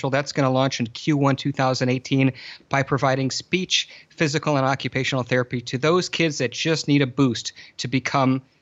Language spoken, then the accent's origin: English; Michigan, United States; I grew up in Southeast Lower Michigan